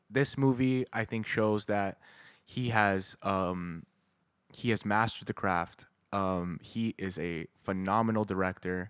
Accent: Canada; we're Canadian

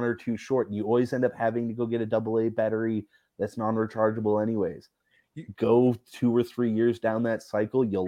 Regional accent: Canada; I'm just Canadian

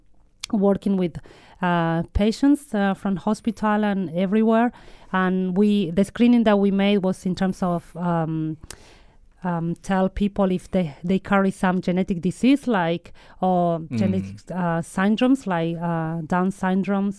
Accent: Cipolletti, Río Negro, Argentina; moved away as an adult; also born or lived in north of Argentina / northeast of Argentina; now in New Zealand; Patagonia, which is the south of Argentina where I grew up, is my hometown.

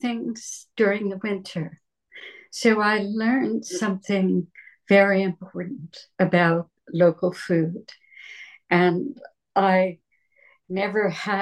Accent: New Jersey, United States; moved away; also born or lived in Berkeley, California; I was born in New Jersey and I grew up in that backyard garden

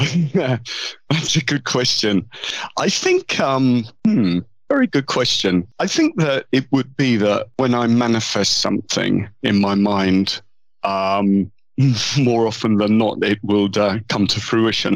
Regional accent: London, United Kingdom; accent: southern and London; I was born in London. Yeah. Um, grew up in London

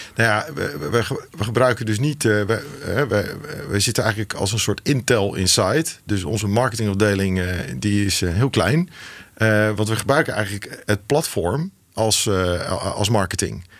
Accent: Rotterdam, South Holland, Netherlands; geboren en getogen in Rotterdam

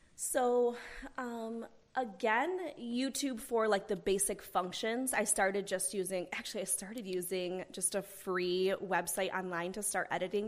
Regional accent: Owasso, Oklahoma, United States; I grew up here in the Owasso area

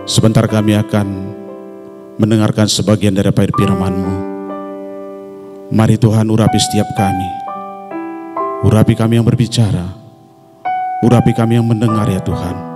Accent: North Sumatra, Indonesia; born there; saya ini dilahirkan di satu daerah di Tanah Karo ya tetapi opung kami berasal dari Batak Toba … saya lahir di Tanah Karo

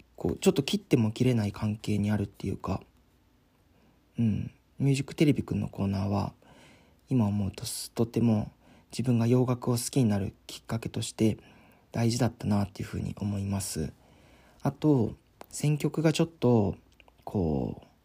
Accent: San'in, Japan; 僕の地元の FM 山陰

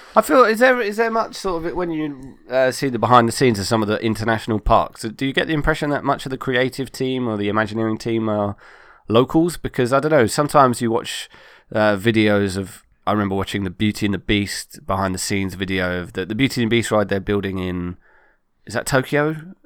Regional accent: United Kingdom; I am British

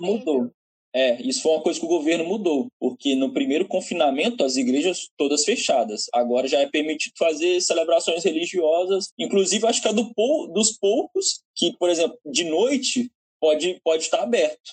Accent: Mantena, Minas Gerais, Brazil; now in Portugal; eu sou de Mantena

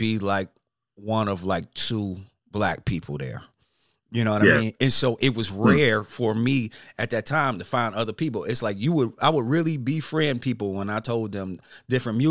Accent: Detroit, Michigan, United States; now in Atlanta, United States; growing up, I'm from Detroit

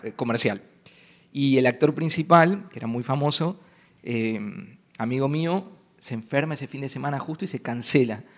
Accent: Buenos Aires, Argentina; Y yo soy un chico de ciudad, nací en Buenos Aires, que es súper alocada

